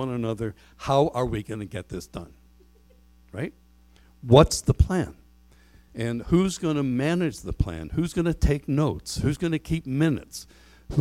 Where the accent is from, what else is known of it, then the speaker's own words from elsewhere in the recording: Canada; we're Canadian